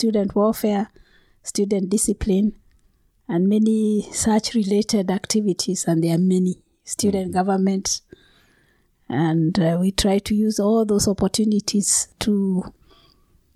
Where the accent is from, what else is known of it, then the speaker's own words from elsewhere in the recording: Kenya; I come from Kenya